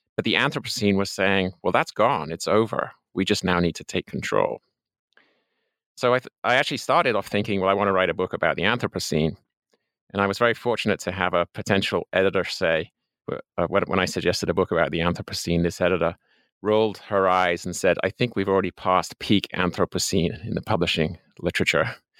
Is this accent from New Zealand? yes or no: no; England, United Kingdom; moved away as an adult; also born or lived in Colorado, United States; I'm an Englishman by birth. Uh, I spent the first twenty-one years of my life there